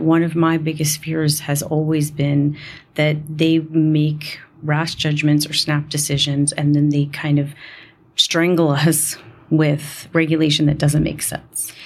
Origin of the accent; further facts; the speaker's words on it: New York, United States; I grew up in New York